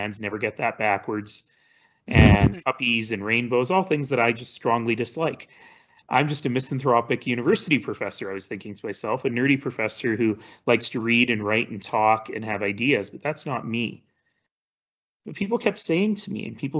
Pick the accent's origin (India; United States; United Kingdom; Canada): Canada; Calgary, Alberta; also born or lived in Toronto; I was born in Toronto, and I spent much of my 20s there, but I'm really a Calgarian.